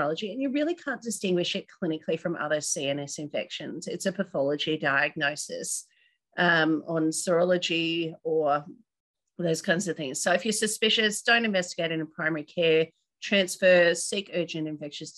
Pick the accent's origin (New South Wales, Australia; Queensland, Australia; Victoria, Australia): Queensland, Australia; North; moved away; I grew up in North Queensland